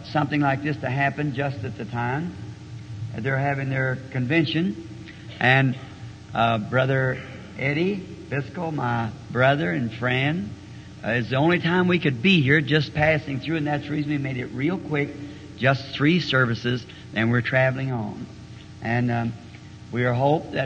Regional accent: the South, Southern United States, United States; accent: Southern; maybe I'm a Southerner, and everybody since I've been here tell me I talk funny.

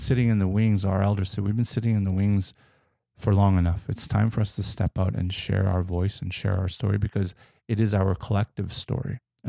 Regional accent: Alberta, Canada; There are frequencies of the land we grew up in here in Southern Alberta, the prairies

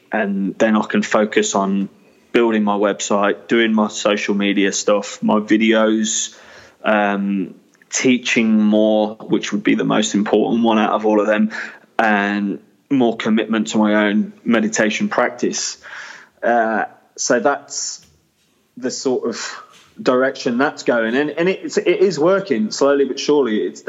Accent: England, United Kingdom; I am a lad, I'm from England

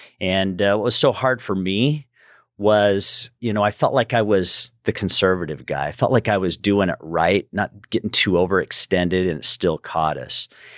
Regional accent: Salt Lake City, Utah, United States; also born or lived in Southern California, United States; Originally from Salt Lake City, Utah, and grew up there, moved to Southern California for about 15 years and loved Southern California

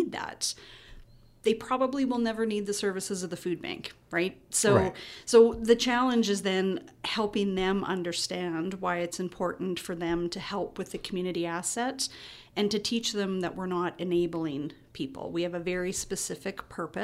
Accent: Saskatchewan, Canada; now in Kelowna, Canada; I'm a Flatlander. I'm from Saskatchewan, so we're kind of a rare breed, too

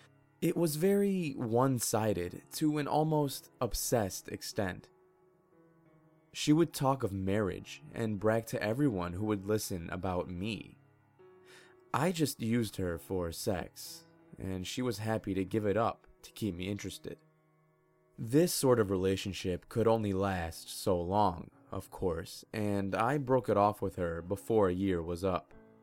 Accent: Calgary, Alberta, Canada; now in Victoria, Canada; Moving to Victoria from my hometown of Calgary was probably the best decision of my life

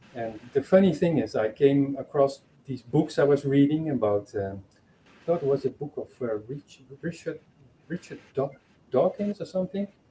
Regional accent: Netherlands; moved away as an adult; now in Portugal; I am from the Netherlands, but I live here in Portugal.

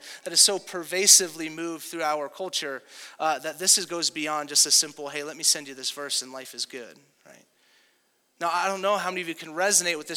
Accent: Southern California, United States; moved away; if you grew up in Southern California like me

